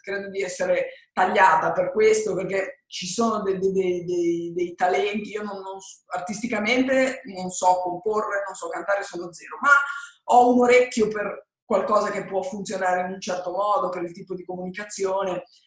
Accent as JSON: {"language": "Italian", "town": "Genoa", "region": "Liguria", "country": "Italy", "tie": "born or raised there", "said": "Io sono nata a Genova, sono italiana"}